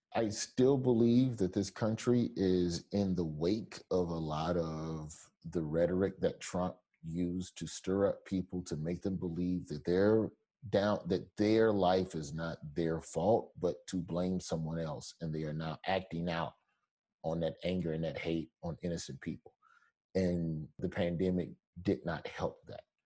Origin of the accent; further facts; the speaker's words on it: Alabama, United States; moved away; I'm from Alabama where they got a carpool to drive three counties over just to get to a polling station